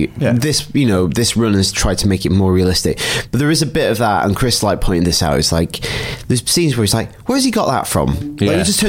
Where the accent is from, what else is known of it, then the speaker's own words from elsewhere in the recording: United Kingdom; I'm British